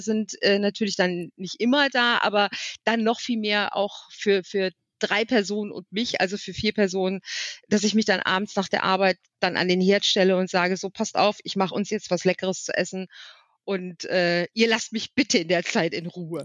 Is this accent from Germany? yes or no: yes; Wipperfürth, North Rhine-Westphalia, Germany; now in Alsfeld, Germany; Wipper führt, also meine Heimatstadt hat, glaube ich, 25.000